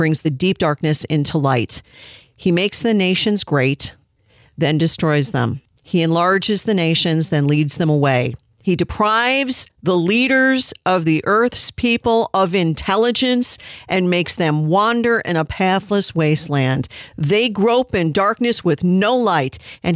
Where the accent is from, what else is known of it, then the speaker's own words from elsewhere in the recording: United States; as an American